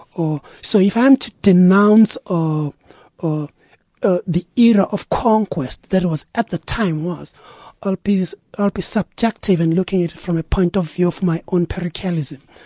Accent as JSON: {"language": "English", "town": "Durban", "region": "KwaZulu-Natal", "country": "South Africa", "tie": "born or raised there", "said": "Originally, I'm from Durban, Claremont."}